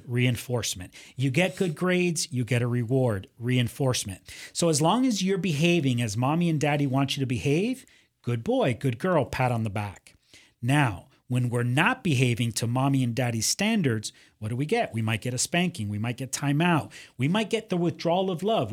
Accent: Miami, Florida, United States; also born or lived in Cuba; I grew up in Miami, uh, you know, party town

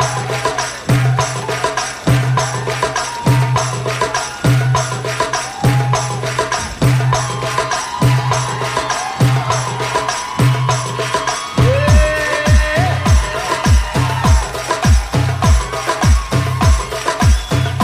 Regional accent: Palestine; moved away as an adult; now in United States; as a Palestinian and as a Muslim and as an American

